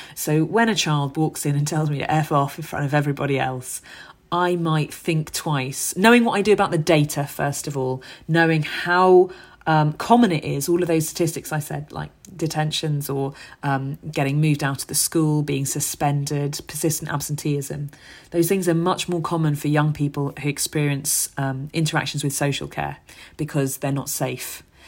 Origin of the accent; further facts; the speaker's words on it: London, United Kingdom; where I grew up in Hackney.